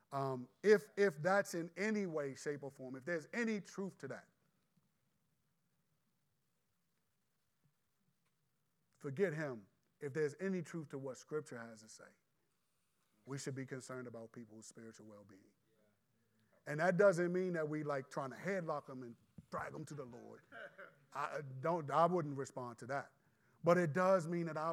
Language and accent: English; United States; as American believers